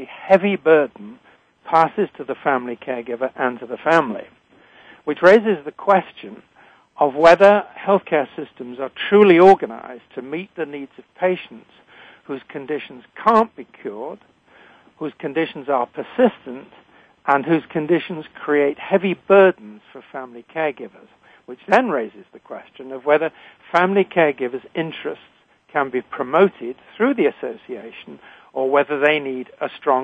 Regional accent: United Kingdom; accent: British; also born or lived in United States; now in Canada; I'm a physician trained in Britain, as you can tell from my accent. I'm living in Canada

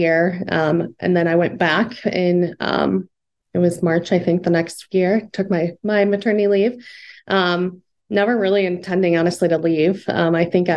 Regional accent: Fort Dodge, Iowa, United States; also born or lived in Arizona; now in Des Moines, United States; born and raised in Iowa. So I'm actually from Fort Dodge, but I've lived in Des Moines now for 12, 13 years

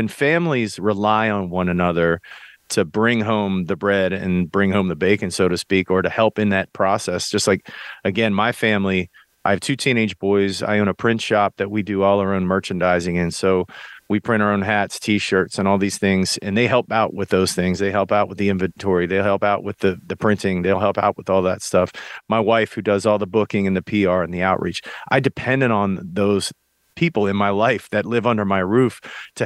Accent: United States; I came up in small town America

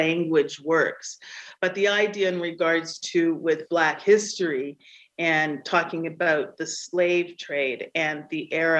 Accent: Canada; my family has been in Canada for over 300 years

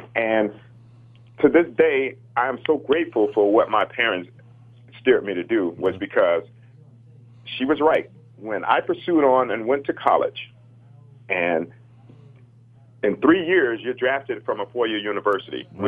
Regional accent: Chicago, Illinois, United States; growing up in the inner city uh, on the south

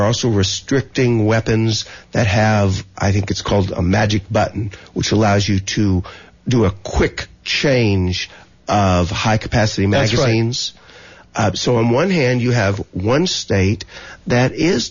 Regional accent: Texas, United States; I'm from Texas, a hunting state.

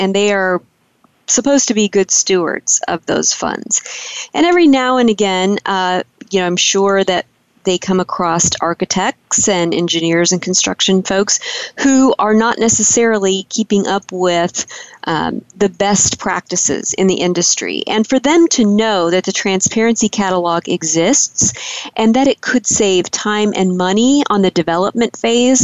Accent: Midwest, United States; moved away; I'm originally from the Midwest.

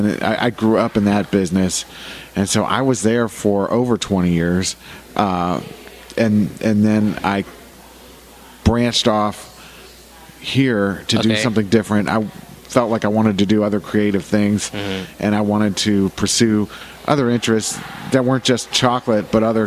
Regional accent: Dayton, Ohio, United States; born there; now in Jacksonville, United States; actually born in Dayton, Ohio. {S1} Okay. {S2} But I've been living in Jacksonville since 1982. I consider it my hometown.

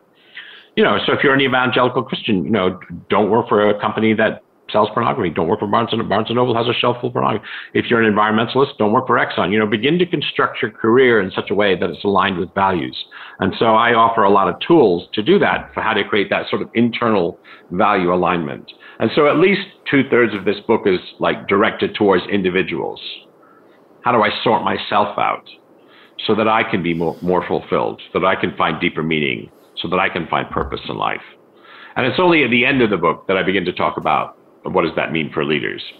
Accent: United States; I was raised in the United States, primarily

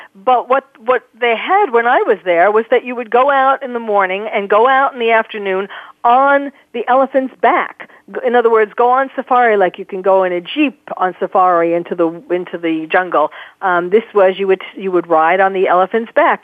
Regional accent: New York City, New York, United States; growing up in New York, um, certainly I went to circuses a lot

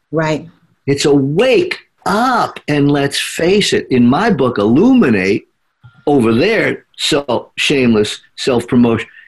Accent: Flint, Michigan, United States; And, and, and, you know, you're from Flint. We're all from Flint.

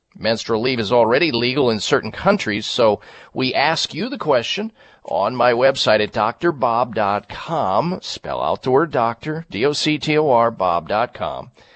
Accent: Midwest, United States; moved away as an adult; I grew up in the Midwest

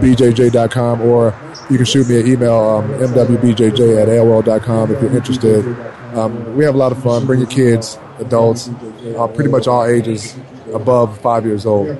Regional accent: Detroit, Michigan, United States; and I'm from Detroit. And, you know, that's how I was raised

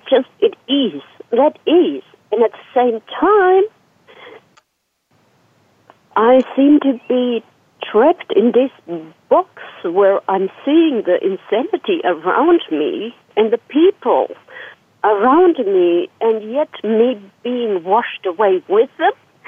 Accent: Serbia; English is a second language; also born or lived in Germany; now in Australia; I'm from Yugoslavia, Serbia

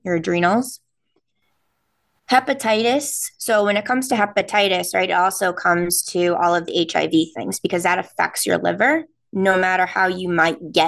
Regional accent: New England, United States; accent: non-rhotic New England; since we're from New England, we don't pronounce the R's

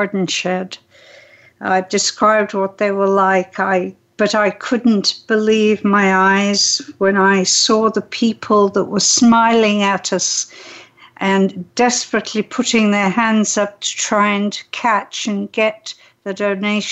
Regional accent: England, United Kingdom; moved away as an adult; also born or lived in Switzerland / Canada / Hawaii; now in San Diego, United States; I was raised in England

